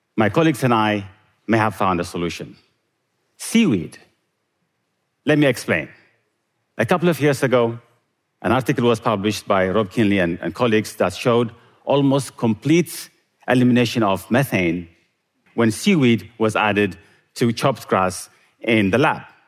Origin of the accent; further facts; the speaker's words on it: Eritrea; moved away; Growing up in Eritrea